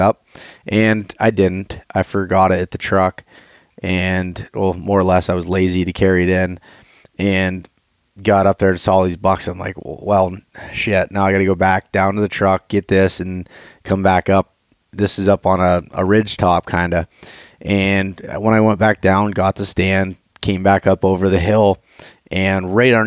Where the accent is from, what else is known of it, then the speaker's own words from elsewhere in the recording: Appalachian region of Pennsylvania, United States; But we grew up in Pennsylvania. We grew up in the Appalachian region of Pennsylvania